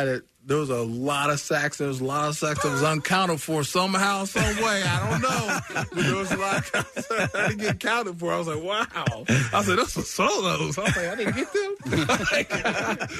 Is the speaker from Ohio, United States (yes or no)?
yes; Southern Ohio, United States; I'm from Southern Ohio